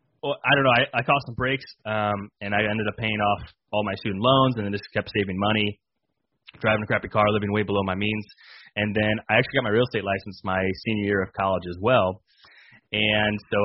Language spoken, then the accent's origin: English; Illinois, United States; born and raised in Illinois